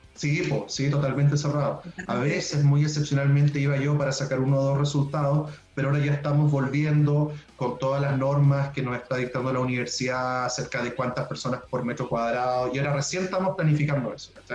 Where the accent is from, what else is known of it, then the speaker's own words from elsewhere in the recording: Puerto Montt, Los Lagos, Chile; yo soy puertomontino, ya, yo nací en Puerto Montt, yo soy eh, hijo de la educación pública, ya escuela básica de 682, salí del Liceo de Hombres Manuel Montt